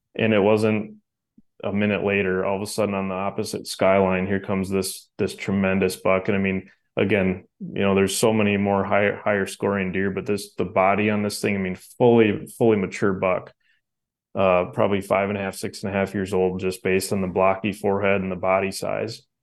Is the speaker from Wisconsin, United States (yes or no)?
yes; Wisconsin, United States; where I grew up here in Wisconsin